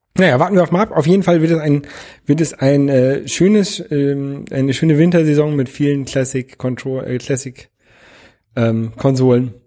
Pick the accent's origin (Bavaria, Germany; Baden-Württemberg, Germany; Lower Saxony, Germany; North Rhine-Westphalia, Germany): Lower Saxony, Germany; Ich bin in Niedersachsen zur Schule gegangen.